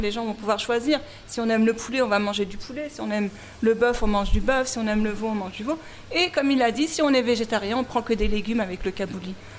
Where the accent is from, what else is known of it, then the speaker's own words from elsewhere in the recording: Paris, Île-de-France, France; je suis née en France, j'ai grandi en France, je suis parisienne